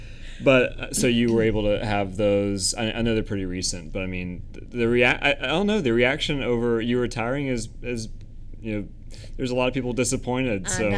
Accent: Winston-Salem, North Carolina, United States; Of course, I'm from Winston-Salem, so we're very proud of cigarettes and donuts.

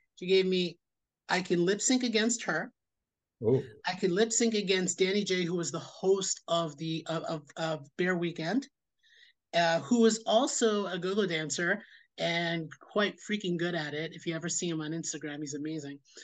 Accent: New York City, New York, United States; born and raised in Queens, New York, lived here most of my life

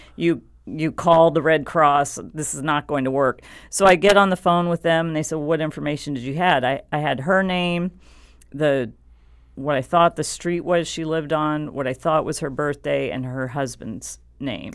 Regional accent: San Antonio, Texas, United States; I grew up in San Antonio, Texas

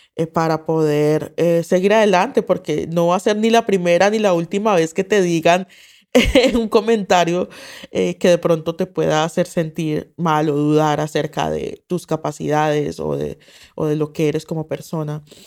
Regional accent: Colombia; moved away

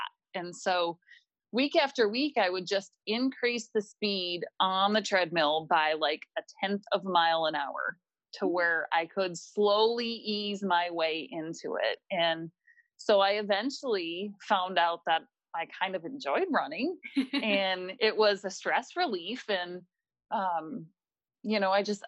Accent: Minneapolis, Minnesota, United States; I was born and raised here in Minnesota in the Minneapolis area.

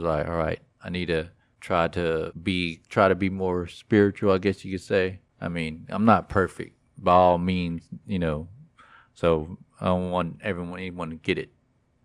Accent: Texas, United States; I was born here in the great state of Texas

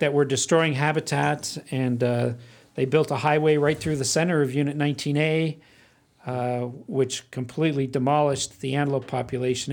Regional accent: Phoenix, Arizona, United States; I grew up in Phoenix. I was born in Phoenix

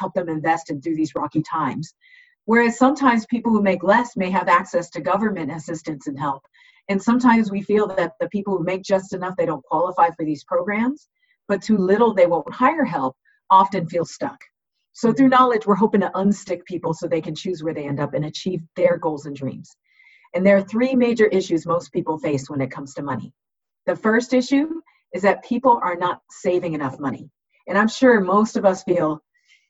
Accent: Southern California, United States; I was born and raised in Southern California

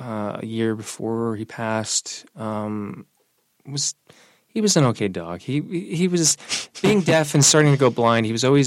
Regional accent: Singapore; also born or lived in Brooklyn; now in Vermont, United States; My youngest sister is Chinese American that we adopted when I was a kid when I was growing up in Singapore. So the transition from Brooklyn to Vermont was actually pretty smooth.

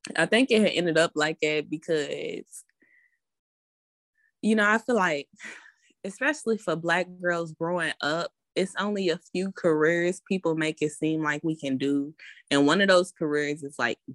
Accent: Louisville, Kentucky, United States; I'm 22 and I'm from Louisville, Kentucky

